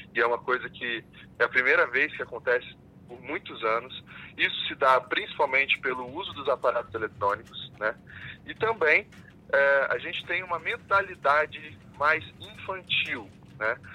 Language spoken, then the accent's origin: Portuguese; Brazil; E eu sou brasileiro também